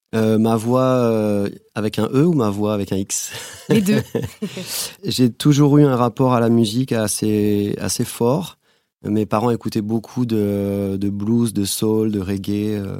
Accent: Guadeloupe; moved away as an adult; also born or lived in Bordeaux, France; j'ai grandi en Guadeloupe

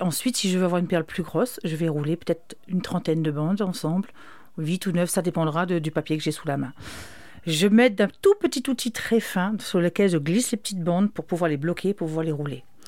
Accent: Réunion; je suis allée de la Réunion

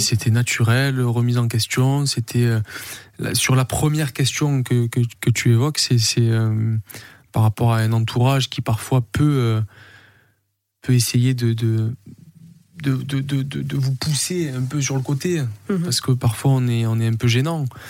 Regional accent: Saint-Victoret, Provence-Alpes-Côte d'Azur, France; also born or lived in Marignane / Corsica; je suis Marseillais, je suis, euh, je suis né à Marignane, j'ai grandi à Saint-Victoré, je suis du Sud

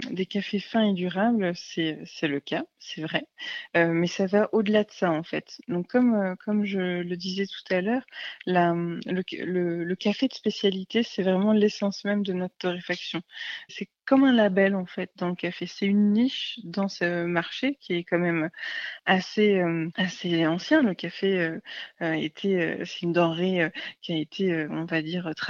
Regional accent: Paris, Île-de-France, France; j'étais basée à, Paris, parce que ben, je suis parisienne au départ.

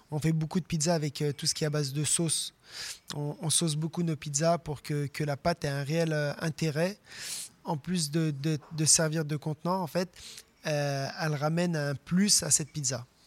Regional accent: France; nous, on vient de la Bresse, à la base, moi et le chef des murs

